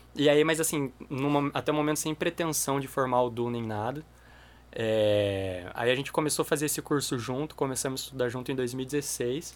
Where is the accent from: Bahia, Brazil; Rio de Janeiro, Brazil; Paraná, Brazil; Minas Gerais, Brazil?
Paraná, Brazil; Maringá; also born or lived in Curitiba; eu sou curitibano, mas eu mudei para Maringá com 10 anos